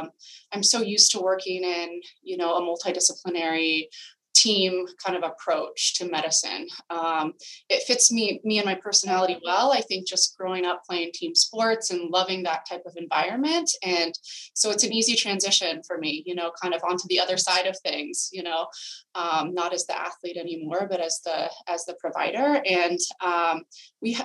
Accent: California, United States; moved away as an adult; now in Boston, United States; I'm originally from California, both my husband

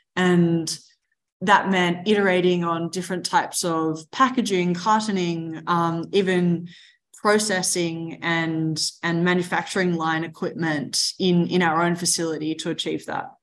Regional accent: Mornington Peninsula, Melbourne, Victoria, Australia; I grew up in the Mornington Peninsula, just outside of Melbourne, a beautiful place in the world.

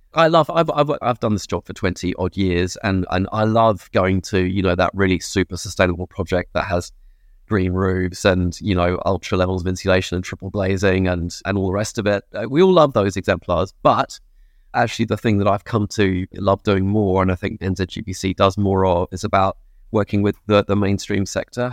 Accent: England, United Kingdom; moved away as an adult; now in New Zealand; I'm an expatriate, I'm English

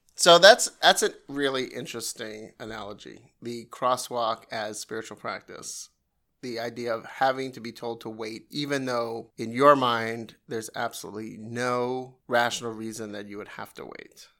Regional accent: New York, United States; I'm from New York

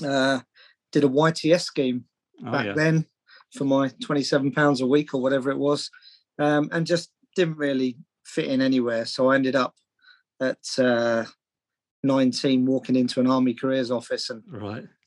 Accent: Hertfordshire, East of England, United Kingdom; I grew up in Hertfordshire. Went to school in Hertfordshire.

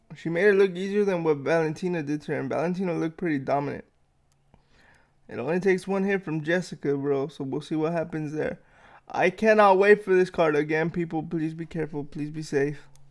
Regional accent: Los Angeles, California, United States; now in Riverside, United States; I'm originally from Los Angeles, so I say three two three, but I live in Riverside now, so it's nine five one

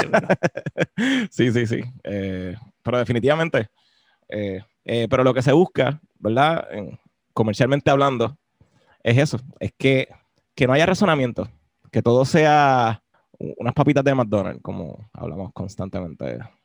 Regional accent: Puerto Rico; lo que somos nosotros ahora como puertorriqueños

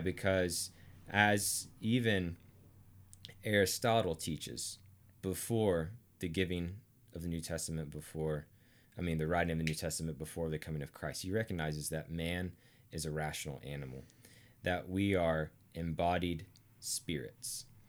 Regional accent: Arkansas, United States; I'm from Arkansas

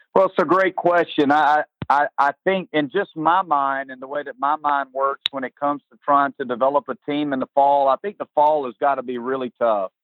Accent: Lugoff, South Carolina, United States; I'm from South Carolina, uh, grew up here. My whole family's from here

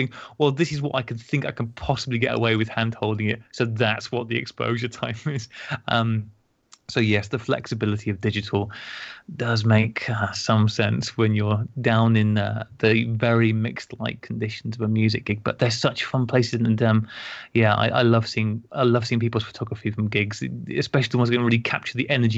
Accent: United Kingdom; now in Denmark; I'm a Brit abroad, living and working in Denmark.

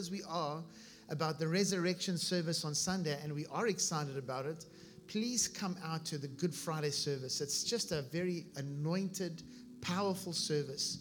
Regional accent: South Africa; moved away as an adult; now in Vero Beach, United States; I was born in South Africa, and we came here about 15 years ago, my wife

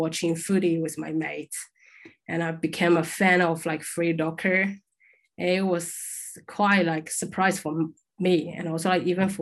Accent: Shanghai, China; moved away as an adult; also born or lived in Perth, Australia; I'm from Shanghai, it's quite like international and big city

